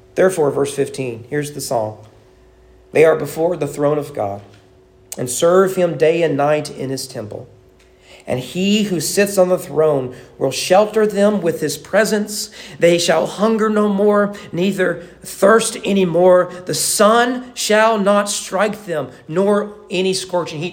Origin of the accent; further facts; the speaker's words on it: United States; as an American